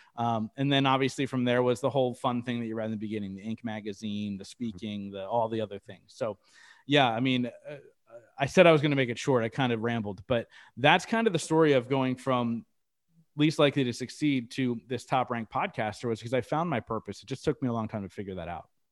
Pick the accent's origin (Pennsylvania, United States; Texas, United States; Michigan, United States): Pennsylvania, United States; Reading; downtown Reading here in my hometown